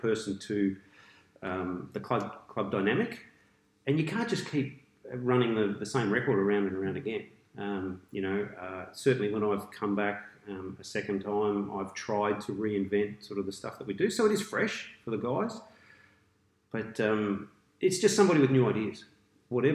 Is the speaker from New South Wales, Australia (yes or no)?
no; Melbourne, Victoria, Australia; moved away as an adult; also born or lived in New Zealand; now in Queensland, Australia; I'm a Melbourne boy. I went through a grammar school down in the eastern suburbs.